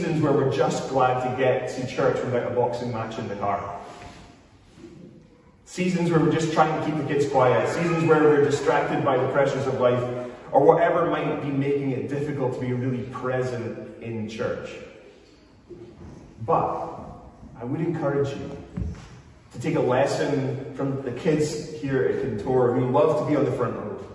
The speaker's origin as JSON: {"language": "English", "region": "Scotland", "country": "United Kingdom"}